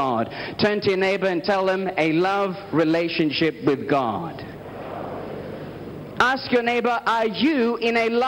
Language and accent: English; Australia; I am from Australia